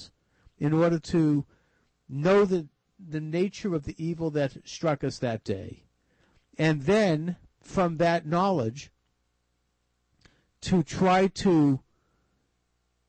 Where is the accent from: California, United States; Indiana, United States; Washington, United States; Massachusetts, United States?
Massachusetts, United States; Boston; here in my hometown of Boston